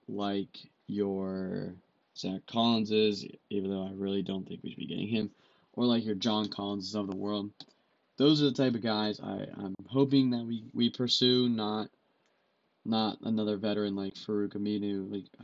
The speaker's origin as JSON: {"language": "English", "town": "Orlando", "region": "Florida", "country": "United States", "tie": "born or raised there", "said": "They were part of the core I initially fell in love with as a kid growing up in Orlando."}